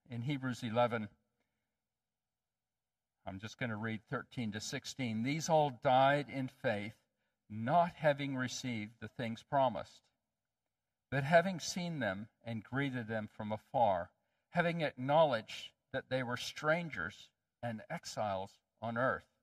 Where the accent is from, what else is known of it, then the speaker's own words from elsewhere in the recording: Ethiopia; I grew up in Ethiopia. My parents were missionaries, and I loved Ethiopia, but there was a problem. In Ethiopia, I stuck out like a sore thumb.